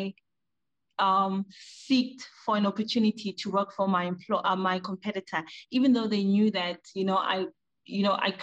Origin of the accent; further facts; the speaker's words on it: South Africa; moved away as an adult; now in Ghana; I was born, raised, educated, and started my career in South Africa